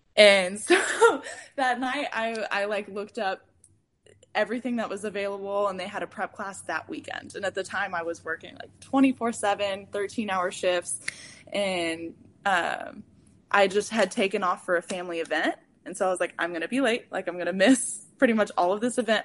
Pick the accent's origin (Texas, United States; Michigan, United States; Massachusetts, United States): Texas, United States; San Antonio; moved away as an adult; also born or lived in Denton, Texas; now in Houston, United States; I am from San Antonio, Texas